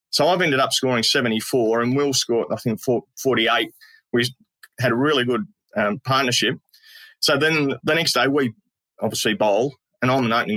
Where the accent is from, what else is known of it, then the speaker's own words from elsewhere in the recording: Tasmania, Australia; moved away; it all started back in Tassie, really, growing up in Tassie.